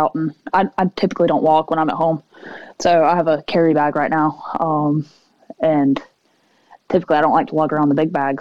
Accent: Seneca, South Carolina, United States; moved away as an adult; also born or lived in Baton Rouge, Louisiana; I'm from South Carolina. I'm technically from a city called Seneca.

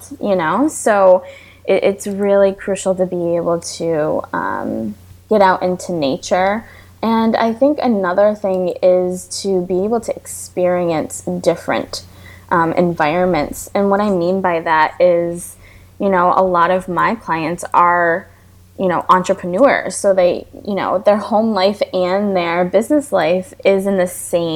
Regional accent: New York, United States; now in Florida, United States; I'm from New York, and I moved to Florida

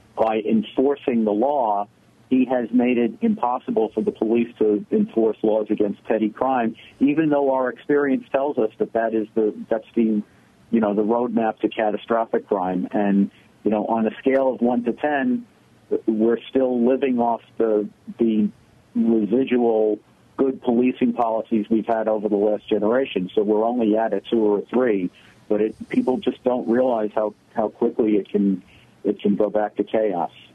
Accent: New York City, New York, United States; I grew up in the Bronx in the 60s and 70s

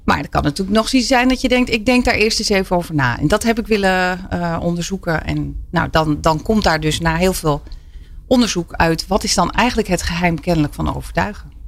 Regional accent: Twente, Overijssel, Netherlands; ik ben opgegroeid in Twente

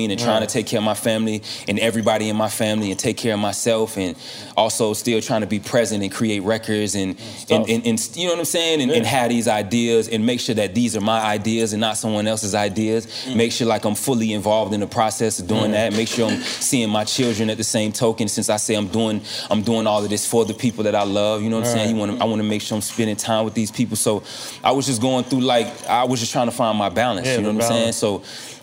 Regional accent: Deerfield Beach, Florida, United States; born or raised there

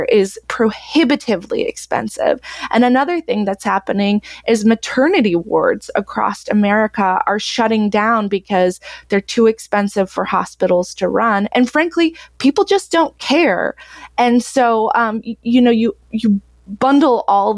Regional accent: Texas, United States; now in Iowa, United States; I grew up homeschooled in Texas, very conservative

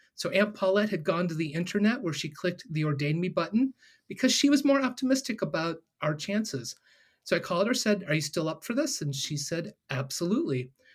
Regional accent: Ohio, United States; I'm born and raised in Ohio

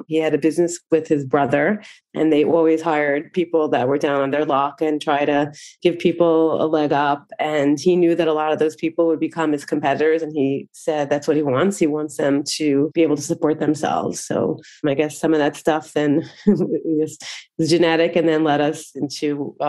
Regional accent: New York City, New York, United States; I'm from Brooklyn, New York, and I grew up in Brooklyn. I still live in Brooklyn, although I guess have lived in other places before coming back to Brooklyn. I grew up in a religious home.

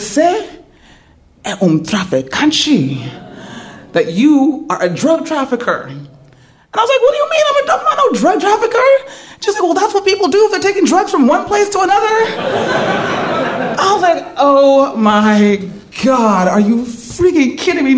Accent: San Francisco, California, United States; I'm from San Francisco.

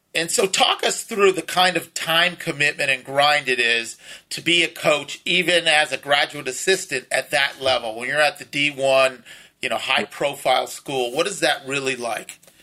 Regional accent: Los Angeles, California, United States; me and a lot of our other friends that grew up west of the 405 in, you know, upper middle class homes

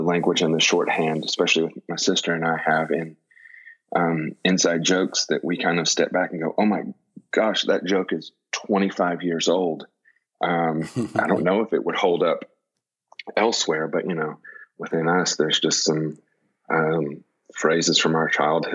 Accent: Kingston Springs, Tennessee, United States; growing up, we lived in Kingston Springs, Tennessee, which is about, I don't know, with traffic now, 20, 30 minutes outside of Nashville

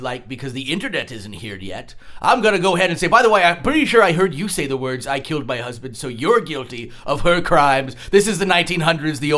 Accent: Vermont, United States; We are from Vermont here

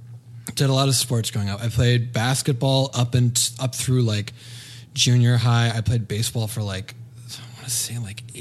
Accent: Santa Barbara, California, United States; I grew up in Santa Barbara, California.

